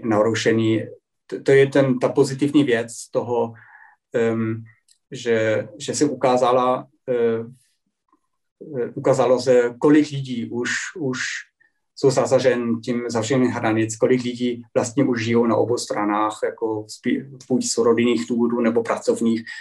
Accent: Germany; Czech is a second language; u nás

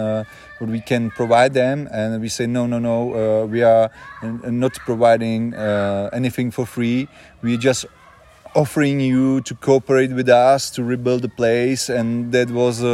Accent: Janov, Ústí nad Labem Region, Czechia; English is a second language; moved away; I was born here in Janov many years ago, so I'm back home

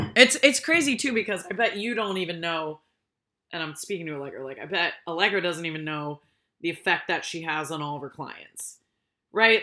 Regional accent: Rhode Island, United States; I grew up in Rhode Island

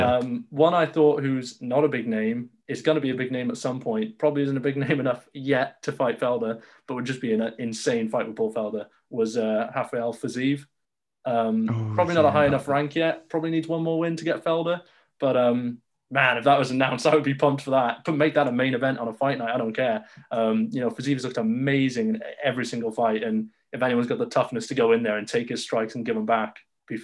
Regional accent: United Kingdom; I'm a Brit

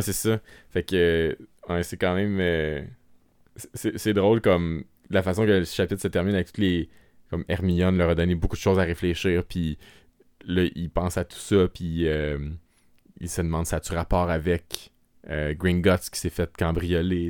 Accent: Quebec, Canada; accent: Québécois; notre accent québécois

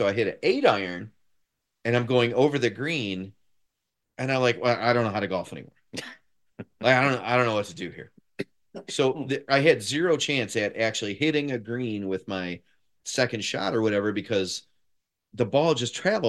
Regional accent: Detroit, Michigan, United States; now in Chicago, United States; Okay, so I'm a transplant. I'm not from here. I'm from Detroit.

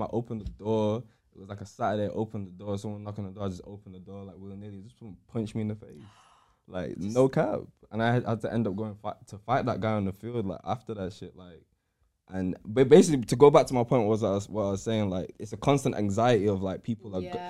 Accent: Manchester, North West England, United Kingdom; growing up in Cheam Hill

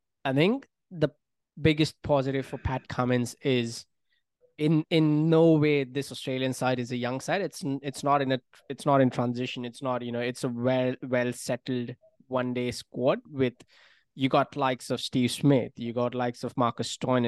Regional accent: India; moved away; being an Indian fan, speaking to my friends back home in India

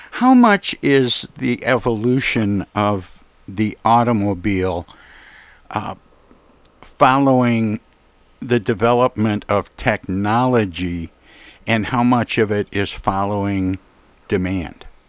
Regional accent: Flint, Michigan, United States; also born or lived in Detroit, Michigan; being from Flint, Michigan, and yeah. and uh, growing up in Flint and around Detroit

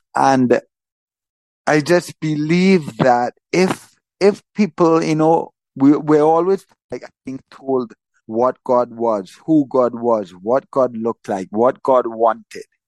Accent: Trinidad & Tobago; also born or lived in Florida; I was born in Trinidad. I've lived in Trinidad my whole life

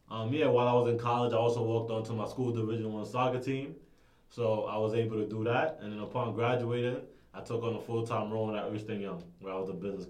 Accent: New York City, New York, United States; I'm also born and raised in Marcy.

